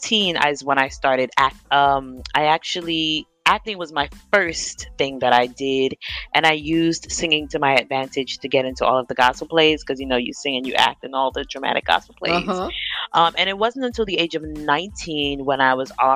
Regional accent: New York, United States; I am from New York. I live in New York, but my background, my late father was from Ghana, West Africa.

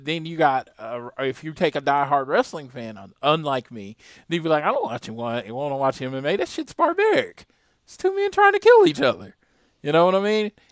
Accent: United States; I'm American

